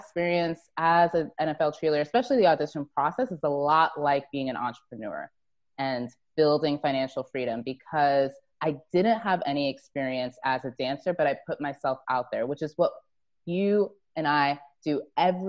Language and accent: English; Plainfield, New Jersey, United States; moved away; also born or lived in Grand Canyon; I was born in Plainfield, and then spent some time in Scotch Plains as a young kid